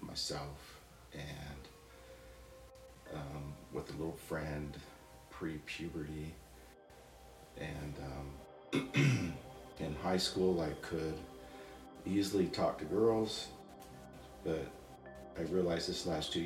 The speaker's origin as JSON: {"language": "English", "town": "Napa", "region": "California", "country": "United States", "tie": "born or raised there", "said": "I was born in 1960 in Napa, California, and born into a religion and that just was our whole life"}